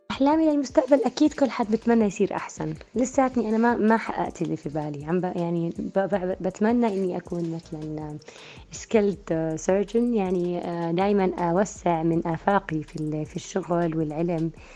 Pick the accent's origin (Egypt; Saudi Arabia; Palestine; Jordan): Jordan; also born or lived in Switzerland / Austria; رجعت على الأردن